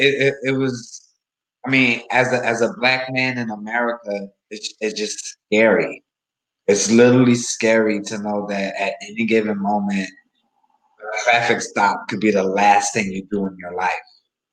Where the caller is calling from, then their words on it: Philadelphia, Pennsylvania, United States; Yeah, I'm calling in from Philadelphia, Pennsylvania.